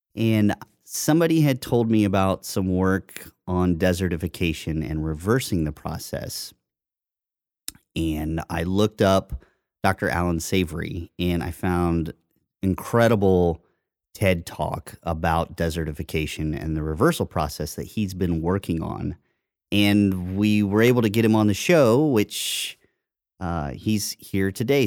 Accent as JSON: {"language": "English", "region": "Indiana", "country": "United States", "tie": "born or raised there", "said": "I grew up in Indiana, so I would see farms across the street from my house"}